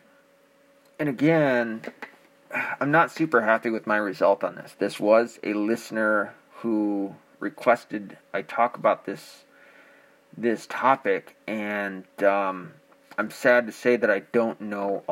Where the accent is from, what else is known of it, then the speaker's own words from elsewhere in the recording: Arkansas, United States; I was born in Arkansas.